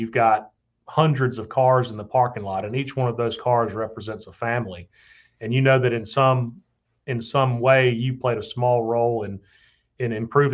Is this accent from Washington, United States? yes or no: no; Tuscaloosa, Alabama, United States; moved away as an adult; my hometown